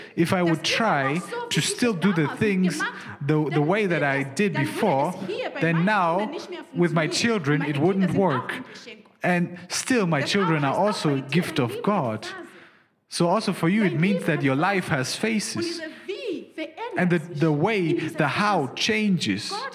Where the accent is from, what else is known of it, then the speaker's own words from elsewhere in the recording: Zimbabwe; now in Germany; I didn't grow up in Germany. I'm from Zimbabwe.